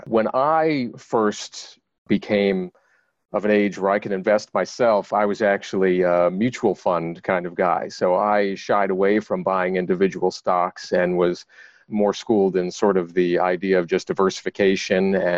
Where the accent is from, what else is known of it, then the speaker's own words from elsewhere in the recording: Long Island, New York, United States; I grew up on Long Island in New York